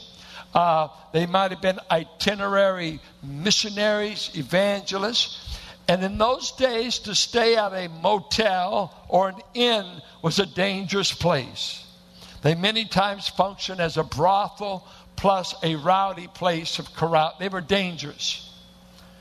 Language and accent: English; Richmond, California, United States; R&B on KDIA. And I went to a church that looked like it was planted in the hills of Oklahoma. Bunch of Arkies and Midwesterners in South Richmond